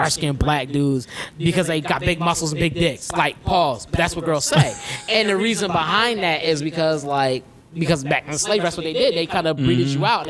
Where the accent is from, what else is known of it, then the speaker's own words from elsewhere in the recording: Philadelphia, Pennsylvania, United States; I grew up in Philly